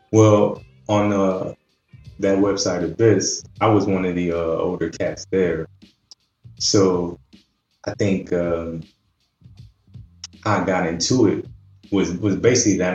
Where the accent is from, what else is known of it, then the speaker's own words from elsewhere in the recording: Cleveland, Ohio, United States; i'm from cleveland man. so a midwestern cat